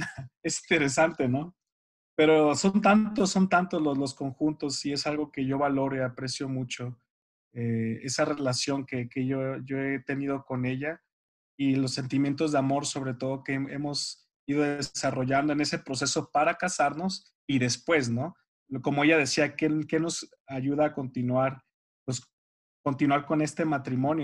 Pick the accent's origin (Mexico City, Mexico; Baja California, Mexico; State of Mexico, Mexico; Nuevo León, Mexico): Baja California, Mexico; Mexicali; also born or lived in Sinaloa; nacido en Sinaloa, criado en Mexicali, Baja California. Somos norteños los dos